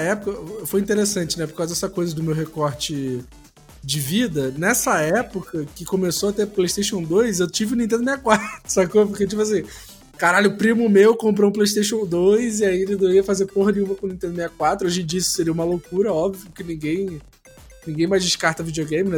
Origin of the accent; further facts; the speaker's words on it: Brazil; nós como brasileiros